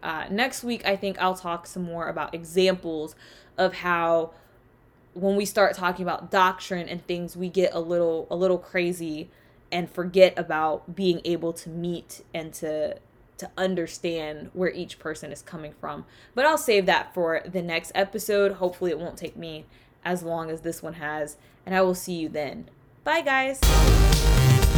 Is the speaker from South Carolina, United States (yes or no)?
yes; South Carolina, United States; accent: Southern; first language English; So I'm from the South. I'm from the Deep South. I'm from South Carolina. So there are a lot of phrases and words that are said in my hometown